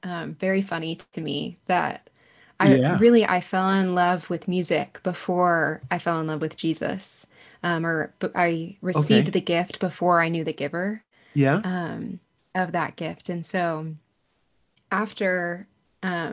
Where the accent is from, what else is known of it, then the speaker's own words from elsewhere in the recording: Arlington, Texas, United States; I grew up in Arlington, Texas, so right outside of Dallas